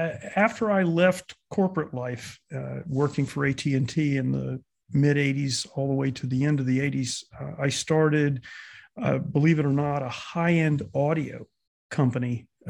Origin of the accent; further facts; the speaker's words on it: Florida, United States; born there; accent: confused; also born or lived in Midwest / New York; now in California, United States; I was born in South Florida, actually, but I spent time in the Midwest in graduate school and thereafter.